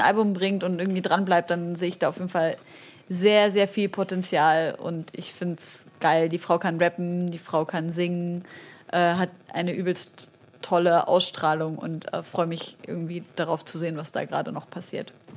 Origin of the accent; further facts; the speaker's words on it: Syria; Ich als Syrerin